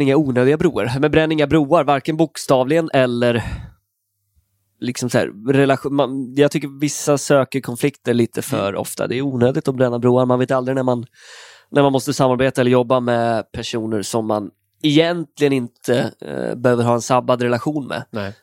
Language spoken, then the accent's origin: Swedish; Stenstorp, Västra Götaland, Sweden; moved away as an adult; now in Stockholm, Sweden; Från en liten ort mellan Falköping och Skövde. Ja. Stenstorp heter det